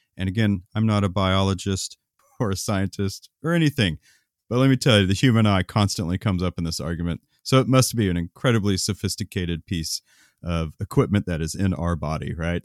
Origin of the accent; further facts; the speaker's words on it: Oklahoma, United States; when I was growing up in Oklahoma